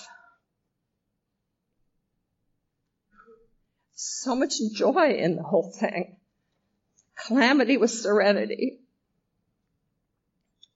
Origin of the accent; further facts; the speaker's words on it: Iowa, United States; accent: Midwest; moved away as an adult; also born or lived in New York City; I'm from Iowa